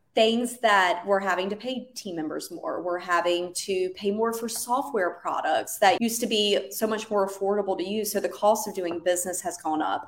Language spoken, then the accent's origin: English; North Carolina, United States; moved away as an adult; now in San Diego, United States; we're originally from North Carolina, and hence the accent